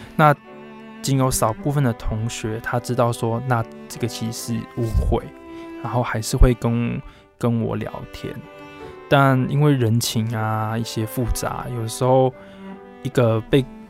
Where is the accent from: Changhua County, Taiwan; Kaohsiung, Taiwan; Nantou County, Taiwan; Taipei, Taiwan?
Nantou County, Taiwan; Puli; also born or lived in Hualien; 因为发生了一些事情来回到普里这边来生活